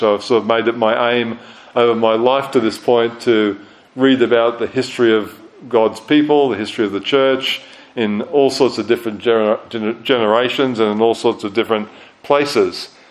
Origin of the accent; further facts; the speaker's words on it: Australia; moved away as an adult; also born or lived in United Kingdom; now in New Zealand; growing up in Australia, living for a while in the UK to do theological study, coming here after ministry in Australia to New Zealand.